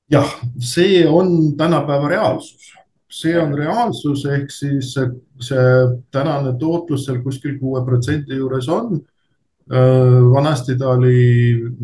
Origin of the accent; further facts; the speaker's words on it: Narva, Ida-Viru County, Estonia; pärit olen Narvast